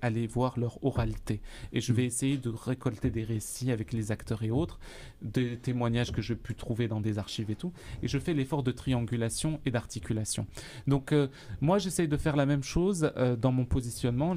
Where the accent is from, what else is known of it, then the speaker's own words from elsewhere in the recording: Algeria; now in Sherbrooke, Canada; je suis d'Algérie.